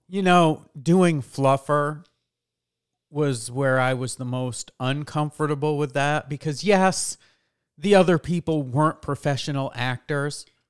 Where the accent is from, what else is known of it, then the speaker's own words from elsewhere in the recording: New York, United States; moved away; I grew up in New York, and in New York, uh, they make the guys and the girls take home economics.